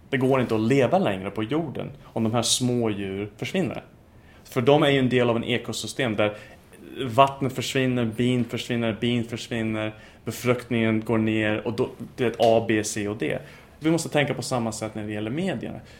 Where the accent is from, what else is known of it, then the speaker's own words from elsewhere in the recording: United States; Swedish is a second language; moved away as an adult; also born or lived in Texas / United Kingdom / Turkey; now in Sweden; Jag är eh, ursprungligen amerikan, jag är fortfarande amerikan.